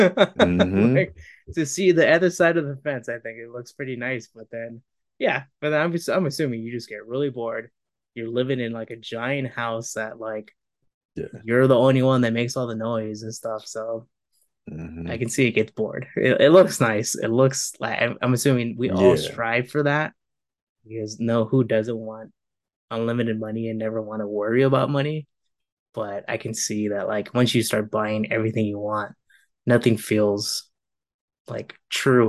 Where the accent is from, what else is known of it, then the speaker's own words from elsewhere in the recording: California, United States; moved away; also born or lived in San Francisco; We're originally from California